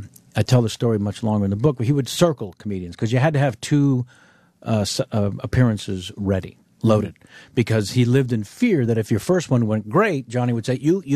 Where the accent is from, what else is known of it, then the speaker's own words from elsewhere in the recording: Baltimore, Maryland, United States; accent: Baltimore; my Baltimore accent